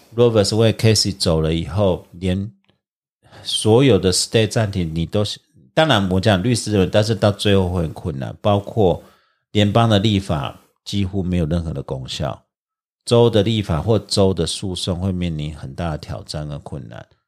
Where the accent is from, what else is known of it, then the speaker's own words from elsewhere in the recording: Taiwan; 我们台湾人